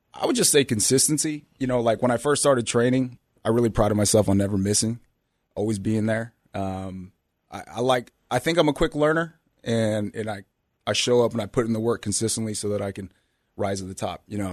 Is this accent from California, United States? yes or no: yes; Bay Area, California, United States; born and raised in the Bay Area